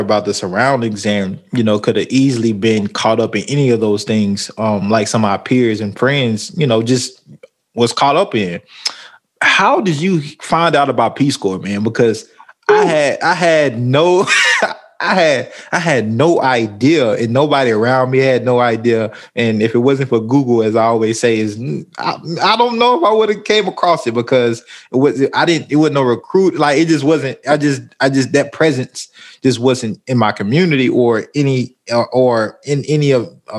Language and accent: English; Nashville, Tennessee, United States; as a black person growing up in Nashville